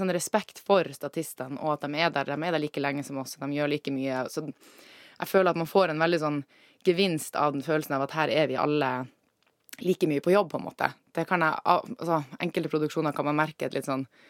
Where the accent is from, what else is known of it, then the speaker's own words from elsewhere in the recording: Alta, Finnmark, Norway; moved away; also born or lived in Trondheim; jeg er fra Alta i Finnmark